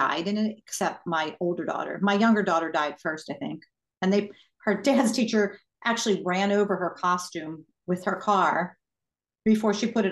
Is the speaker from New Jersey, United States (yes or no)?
no; New York, United States; also born or lived in Lancaster County, Pennsylvania; now in Pittsburgh, United States; I grew up in New York, moved to Lancaster County, Pennsylvania, lived among Amish people, got married, came to Pittsburgh